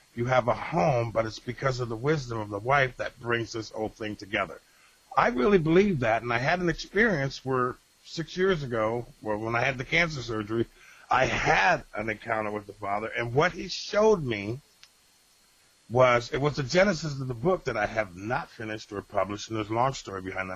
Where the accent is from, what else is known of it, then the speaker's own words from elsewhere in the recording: Rochester, New York, United States; in Rochester, New York